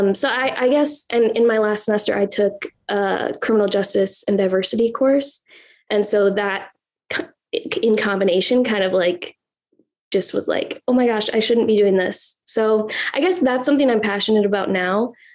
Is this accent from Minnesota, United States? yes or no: yes; Minnesota, United States; we're from Minnesota, or I'm from mm-hmm. Minnesota.